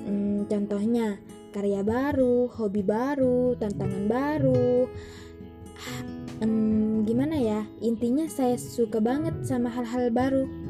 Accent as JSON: {"language": "Indonesian", "town": "Sumenep", "region": "East Java", "country": "Indonesia", "tie": "born there", "said": "saya lahir di Sumeneb tanggal 5 Agustus 2001. Tentu saja masih muda ya, masih 19 tahun."}